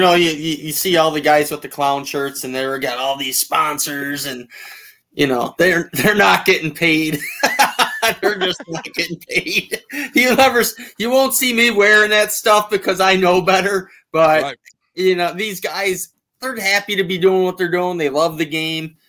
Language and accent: English; Niagara River, New York, United States; I grew up on the Niagara River